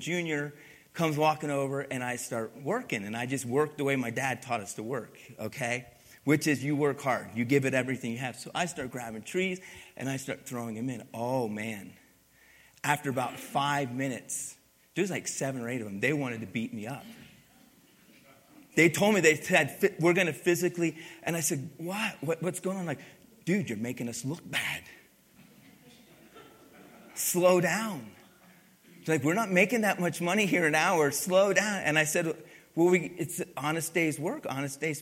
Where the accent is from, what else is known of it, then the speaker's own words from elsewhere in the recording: Pennsylvania, United States; moved away; I grew up in Pennsylvania